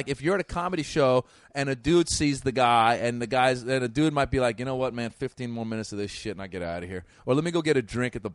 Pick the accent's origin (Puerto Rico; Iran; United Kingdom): Iran; now in Los Angeles, United States; I live in L.A., but I'm originally from Iran